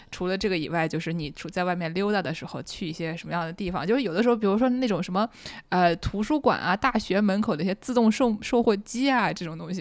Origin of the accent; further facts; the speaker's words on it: Nanjing, Jiangsu, China; accent: Nanjing dialect; 很难不讲南京话，因为我们俩现在都在南京一起录音